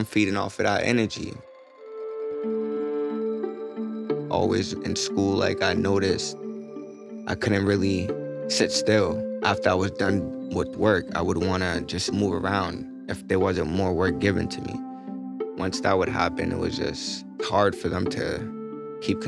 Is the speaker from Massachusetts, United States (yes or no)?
yes; Boston, Massachusetts, United States; I grew up in Boston